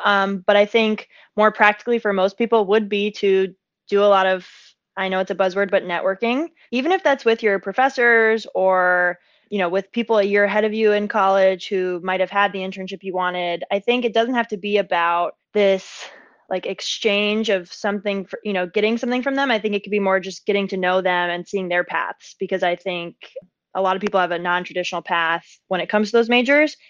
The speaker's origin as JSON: {"language": "English", "town": "San Diego", "region": "California", "country": "United States", "tie": "born or raised there", "also_born_or_lived": "upstate New York / New York City / Santa Barbara", "moved": "as an adult", "said": "I grew up in San Diego, California, which is heaven on earth."}